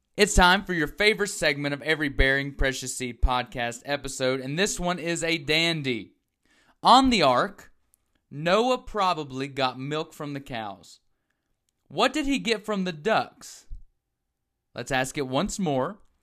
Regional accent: the South, United States; growing up in the South, as myself

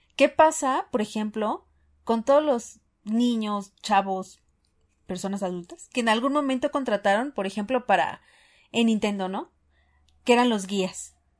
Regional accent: Mexico; como buen mexicano

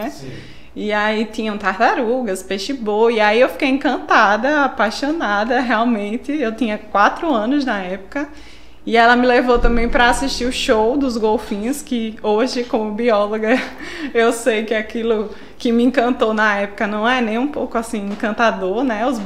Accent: São Paulo, Brazil; now in Natal, Brazil; É, sou de São Paulo, né? Nasci lá, mas já sou quase uma potiguaca, já moro aqui há 21 anos, então já praticamente uma nordestina, já o sotaque já é nordestino, né?

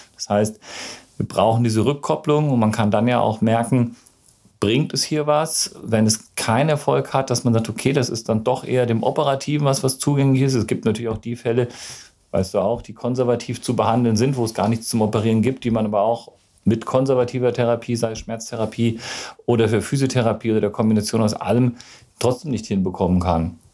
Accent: Gießen, Hesse, Germany; moved away as an adult; now in Freiburg, Germany; Ich komme ursprünglich aus Gießen, das ist im schönen Mittelhessen

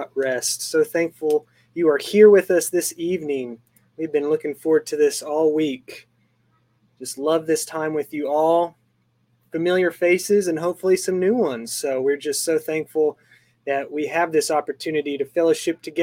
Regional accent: Arizona, United States; moved away; I'm from Arizona, so I miss that desert landscape

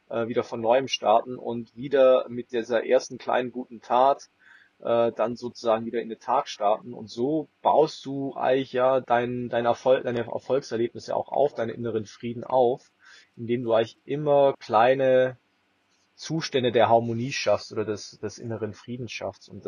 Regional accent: Swabia, Germany; wenn du aus dem tiefsten München oder tiefsten bayerischen Dorf oder schwäbischen Dorf, wo ich herkomme, dann mal nach Berlin gehst

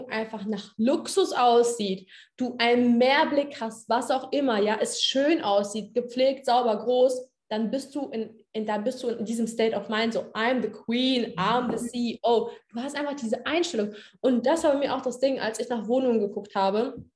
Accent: Hesse, Germany; now in Potsdam, Germany; ich komme ja eigentlich aus Hessen, aus einer kleinen Stadt aus Hessen.

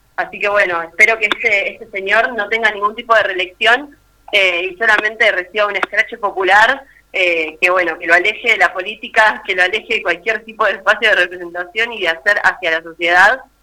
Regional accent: Argentina; generaciones y generaciones de argentinos y latinoamericanos

